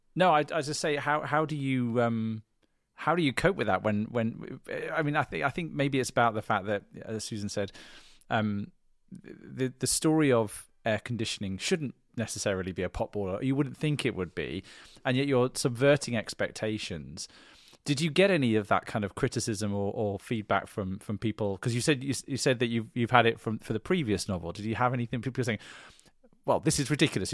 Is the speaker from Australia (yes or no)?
no; England, United Kingdom; I'm from England. I live in England.